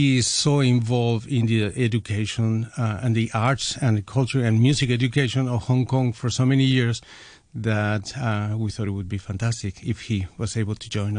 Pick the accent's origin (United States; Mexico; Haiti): Mexico; I am from Mexico